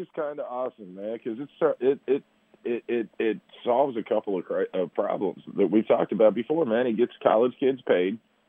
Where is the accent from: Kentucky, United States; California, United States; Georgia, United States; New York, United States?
Kentucky, United States; Frankfort; That's my hometown Frankfurt's finest right there